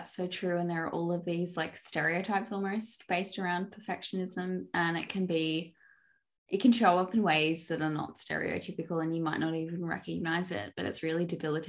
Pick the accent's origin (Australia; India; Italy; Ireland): Australia; I'm Australian